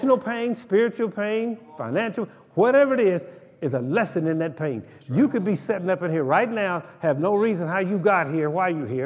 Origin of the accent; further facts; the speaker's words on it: Oklahoma, United States; I'm from Oklahoma